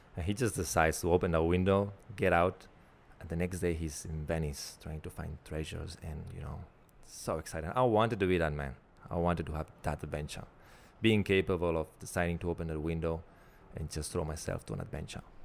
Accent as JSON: {"language": "English", "town": "Barcelona", "region": "Catalonia", "country": "Spain", "tie": "born or raised there", "moved": "as an adult", "lives_now": "Melbourne, Australia", "said": "my hometown in Barcelona"}